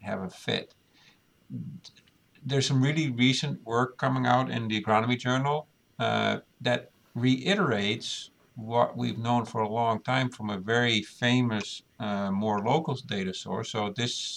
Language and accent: English; Netherlands; moved away as an adult; now in United States; I grew up in the Netherlands.